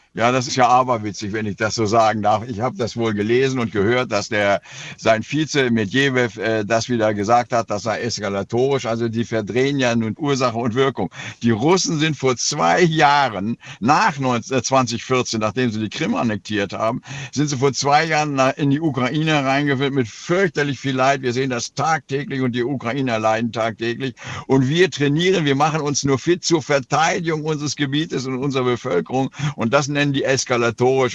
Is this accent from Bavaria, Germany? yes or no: no; Oldenburg, Lower Saxony, Germany; In meiner Heimatstadt Oldenburg